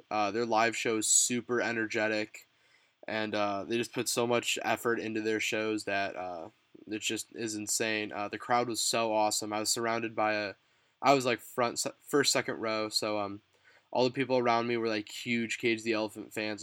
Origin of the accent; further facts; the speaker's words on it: Chicago, Illinois, United States; I'm from the Chicagoland area